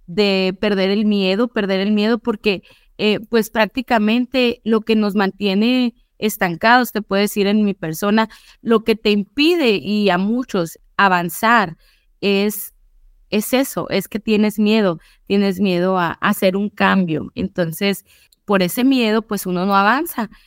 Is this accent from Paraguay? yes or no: no; Mexico; moved away; yo vengo pues de México, mexicana